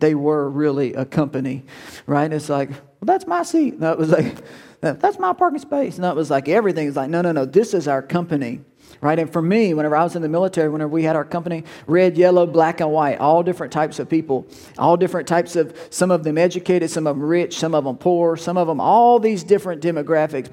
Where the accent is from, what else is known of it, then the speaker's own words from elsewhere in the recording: Woodworth, United States; I'm from Woodworth